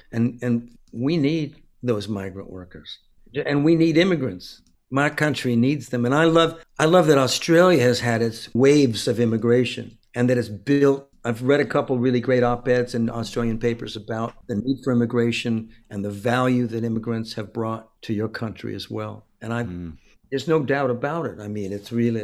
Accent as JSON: {"language": "English", "region": "California", "country": "United States", "tie": "born or raised there", "said": "growing up in California, I've known Mexican American people my whole life"}